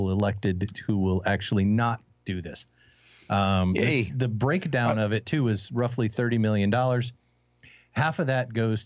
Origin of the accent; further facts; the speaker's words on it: Detroit, Michigan, United States; I grew up in the Detroit, Michigan area